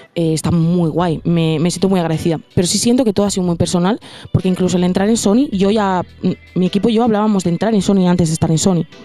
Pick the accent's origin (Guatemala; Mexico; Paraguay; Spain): Spain; Cantabria; moved away as an adult; now in Madrid, Spain; yo empecé en Cantabria, en un sitio en el que hay prácticamente muy poca escena